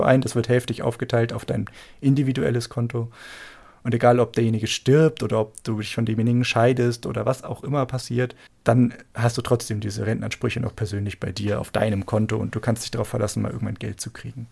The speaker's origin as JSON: {"language": "German", "country": "Germany"}